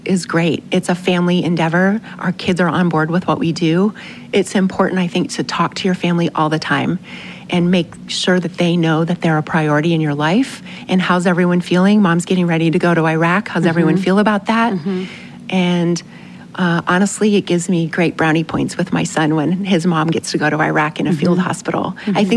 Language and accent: English; United States; we're from America